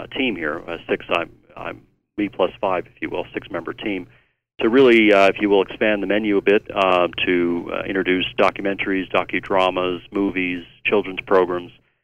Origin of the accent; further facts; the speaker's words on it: United States; also born or lived in New York / Maryland / Chicago / Hawaii; now in Irondale, United States; I was born in New York, raised in Virginia and Maryland, also spent some time in Chicago